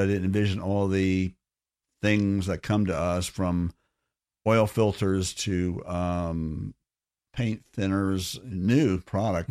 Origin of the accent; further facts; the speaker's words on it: Orlando, Florida, United States; I grew up in Orlando in the fifties and sixties